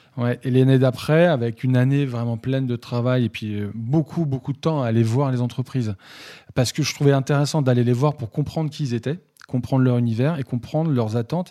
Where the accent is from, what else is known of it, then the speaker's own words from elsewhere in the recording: Saint-Brieuc, Brittany, France; à, côté de chez moi à Saint-Brieuc